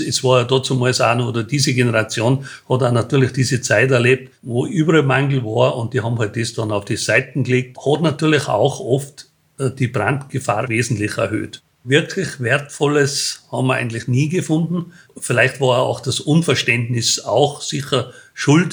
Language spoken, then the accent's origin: German; Tyrol, Austria; bei uns in Tirol waren halt sehr viele kleine Unternehmer